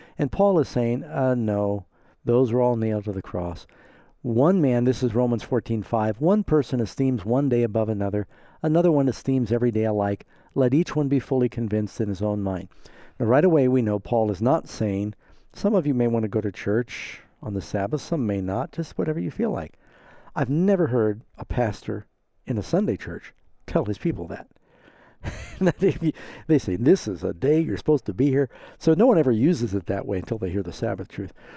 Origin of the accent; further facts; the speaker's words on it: New York, United States; I was from New York anyway